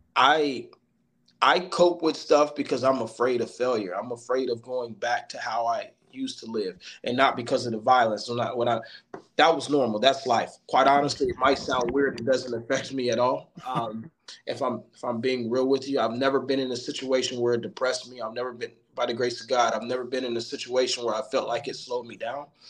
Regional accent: Middletown, Ohio, United States; also born or lived in Hamilton, Ohio; I'm from Middletown, Ohio, uh, by way of Hamilton. Currently been here for approximately 12 years

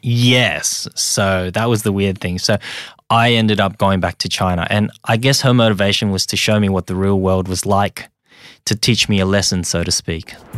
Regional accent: Sydney, New South Wales, Australia; English is a second language; also born or lived in Hong Kong; I'm just an immigrant that came here when I was very young um, and ended up growing up in Australia eating Vegemite sandwiches

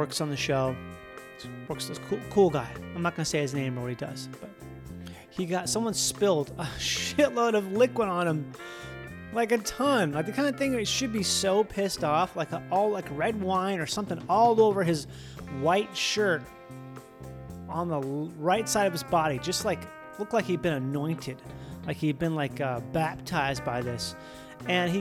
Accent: Minnesota, United States; I'm from Minnesota

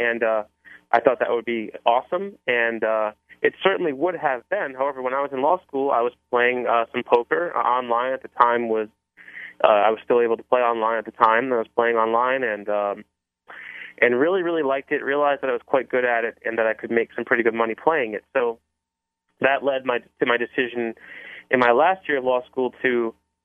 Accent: Cranston, Rhode Island, United States; moved away; I grew up in Cranston, which is about 10 minutes south of Providence

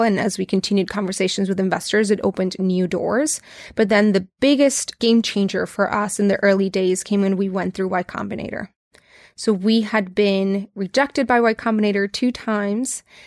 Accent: Tijuana, Baja California, Mexico; I grew up in Tijuana, Mexico, so I'm hundred percent Mexican, grew up in the border.

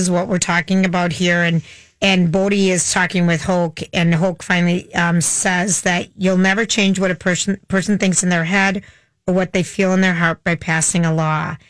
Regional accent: Minnesota, United States; we grew up in Minnesota

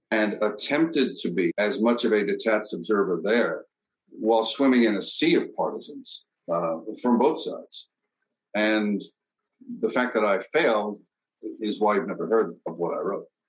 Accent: Brooklyn, New York, United States; I come from the central part of Brooklyn

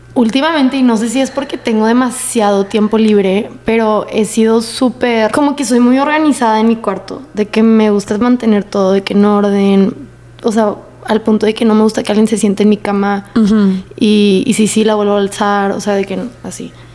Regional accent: El Paso, Texas, United States; moved away; que no me conocen por ser del paso

